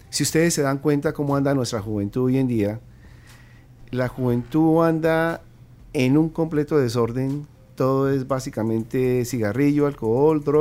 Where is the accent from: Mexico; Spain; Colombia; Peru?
Colombia; now in United States; No, pues ya, ya llevo 27 años viviendo en Estados Unidos, pero